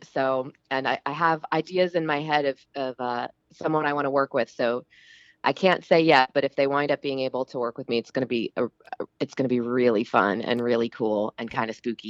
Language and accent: English; New Jersey, United States; also born or lived in Philadelphia; now in Los Angeles, United States; But I'm originally from the East Coast.